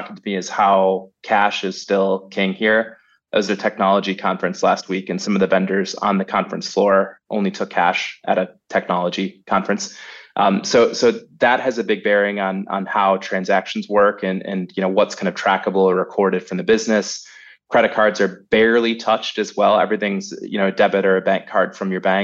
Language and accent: English; United States; moved away as an adult; also born or lived in Minnesota; now in Berlin, Germany; I'm in Berlin, Germany. So my accent might betray me, but I'm an American. Been over here for 5 years here in Berlin